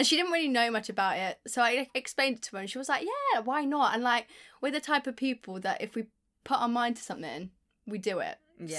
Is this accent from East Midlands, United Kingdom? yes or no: yes; Leicester, East Midlands, United Kingdom; also born or lived in Worcester, United Kingdom; Where am I from? Originally, Leicester, but I've lived in Worcester most of my life.